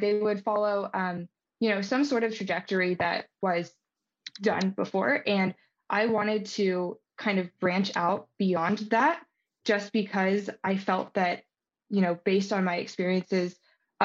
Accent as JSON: {"language": "English", "town": "Baltimore", "region": "Maryland", "country": "United States", "tie": "born or raised there", "also_born_or_lived": "California", "moved": "as an adult", "said": "I'm from Baltimore, Maryland. I was, you know, very happy with growing up in that environment."}